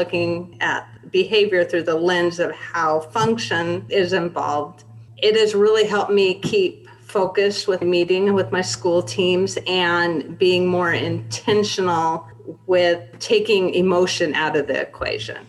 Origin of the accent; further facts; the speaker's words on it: Spokane, Washington, United States; I grew up in Spokane